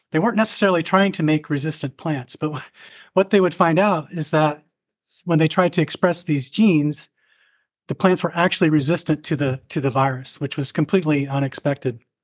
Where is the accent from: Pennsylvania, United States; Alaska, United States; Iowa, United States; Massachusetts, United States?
Iowa, United States; Southeast; also born or lived in Berkeley, California; I grew up in Southeast Iowa on a farm